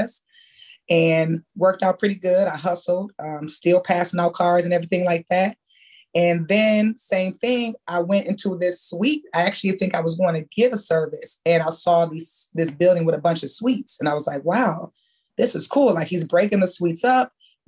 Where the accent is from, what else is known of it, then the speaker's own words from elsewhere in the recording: Michigan, United States; when I was growing up in Michigan